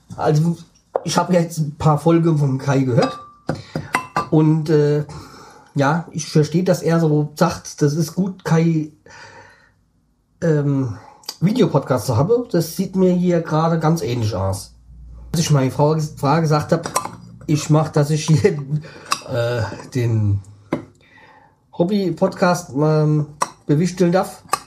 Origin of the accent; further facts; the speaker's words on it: Hesse, Germany; für mich, so als Hesse